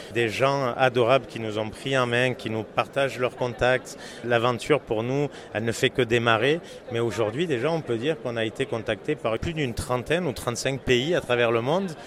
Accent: France; accent: French; moved away as an adult; now in Montreal, Canada; mes origines euh, et mon accent ne peuvent pas me trahir. Je suis d'origine française. Je viens de fêter hier mes 22 ans au Québec, 22 ans d'arrivée euh, au Canada.

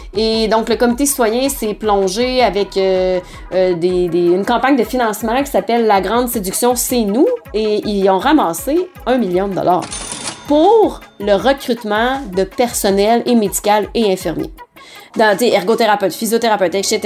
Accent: Quebec City, Quebec, Canada; moved away as an adult; je viens de Québec

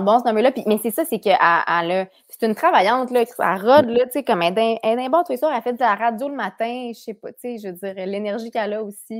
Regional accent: Quebec City, Quebec, Canada; now in Montreal, Canada; Cap Rouge, euh, c'est mon patelin

